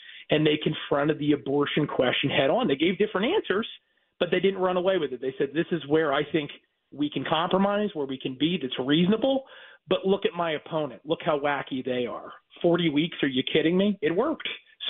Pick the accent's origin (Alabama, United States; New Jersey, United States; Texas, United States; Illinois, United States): New Jersey, United States; my home state of New Jersey